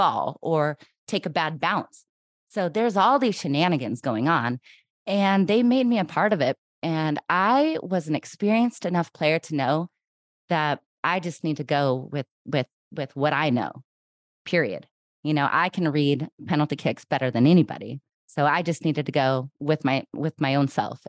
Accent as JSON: {"language": "English", "country": "United States", "said": "I know I'm American"}